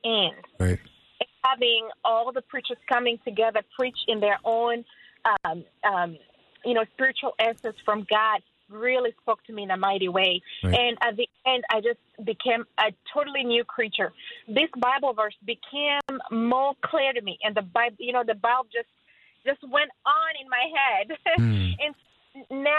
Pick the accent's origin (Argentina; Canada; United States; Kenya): Kenya; moved away; I'm from Africa, Kenya